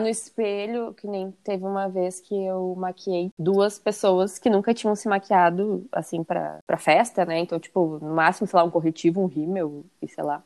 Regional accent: Porto Alegre, Rio Grande do Sul, Brazil; Eu sou de Porto Alegre e moro em Porto Alegre

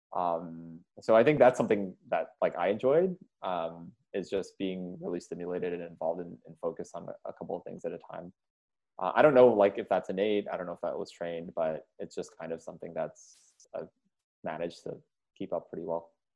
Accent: Jakarta, Indonesia; also born or lived in India / Montana, United States; I was born in Jakarta, and uh, moved to the states for two years. My, my dad was getting his master's to Montana, where my um, mom's side of the family's from. Then moved back

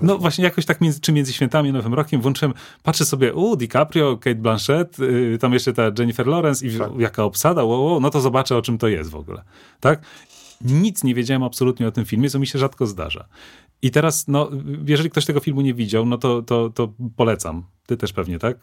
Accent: Lublin, Lublin Voivodeship, Poland; jesteśmy ze ściany wschodniej, jesteśmy z Lublina

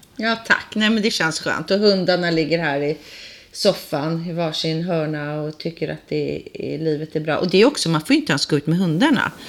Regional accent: Sweden; moved away as an adult; also born or lived in England; now in London, United Kingdom; Jag är ju svensk

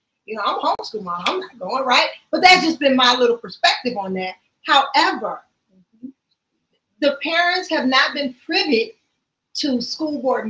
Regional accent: Baton Rouge, Louisiana, United States; moved away as an adult; now in Chicago, United States; I grew up in Baton Rouge

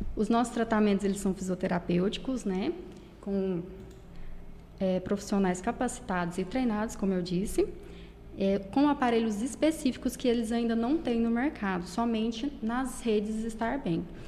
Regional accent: Corumbaíba, Goiás, Brazil; moved away as an adult; now in Caldas Novas, Brazil; eu sou de Corumbaíba, mudei para Caldas Novas tem pouco tempo, tem mais ou menos um ano e meio

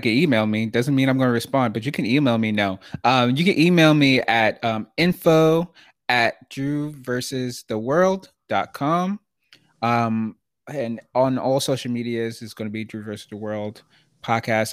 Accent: New York City, New York, United States; I grew up in Brooklyn, New York.

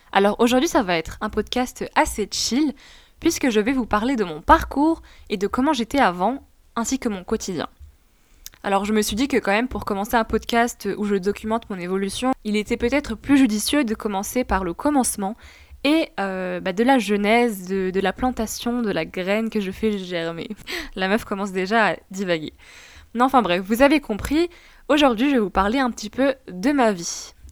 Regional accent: Tunisia; Il faut savoir que je suis franco-tunisienne et que j'ai grandi en Tunisie.

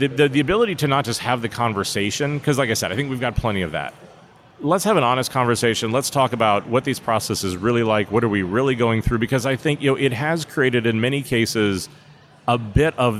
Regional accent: Pittsburgh, Pennsylvania, United States; I grew up in Pittsburgh, Pennsylvania, really during the collapse of the steel mills

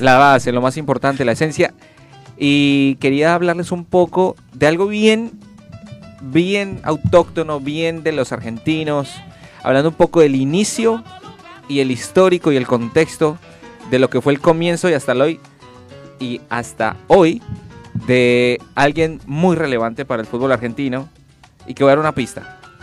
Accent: Colombia; por más que no sea de Centroamérica, soy de Colombia

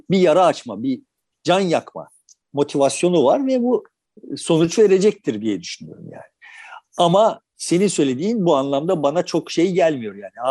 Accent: Turkey; Yani bu boşluk bak kardeşim biz Türk'üz ama tamam ya

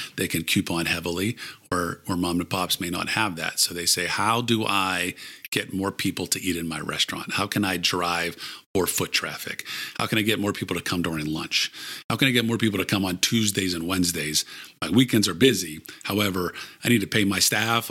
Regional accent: Pittsburgh, Pennsylvania, United States; also born or lived in Maryland; I grew up in Pittsburgh, went to, as I said, University of Maryland, then moved back here.

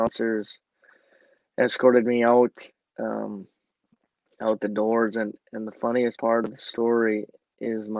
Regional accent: small town about 130 km from Edmonton, Alberta, Canada; my hometown, like where I'm actually from and where I went to school

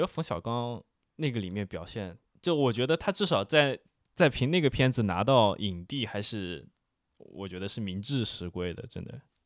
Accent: Wuhan, Hubei, China; 那一块我作为一个武汉人几乎没去过哦

